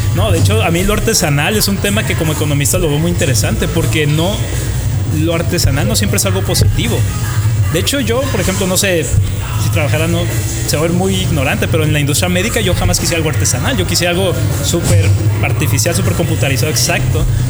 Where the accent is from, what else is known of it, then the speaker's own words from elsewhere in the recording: Tijuana, Baja California, Mexico; Yo soy de Tijuana, tengo 28